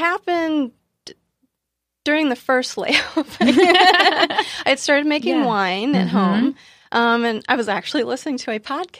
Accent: Huntsville, Alabama, United States; Well, funny thing, I grew up in the South.

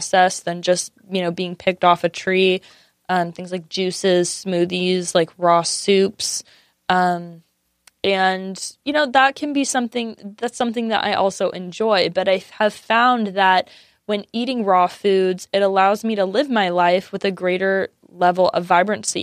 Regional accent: San Diego, California, United States; I grew up in San Diego

